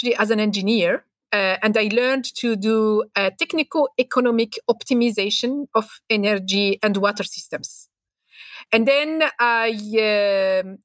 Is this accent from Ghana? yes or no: no; Algiers, Algiers Province, Algeria; moved away; also born or lived in Paris, France; I was born and raised in Algiers and then moved to Paris.